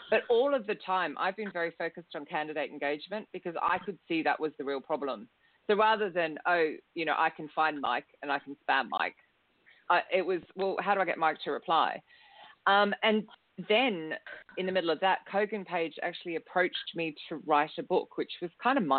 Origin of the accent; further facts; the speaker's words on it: Australia; moved away as an adult; now in London, United Kingdom; And that was in 2003 when I moved to London from Australia, hence the strange accent.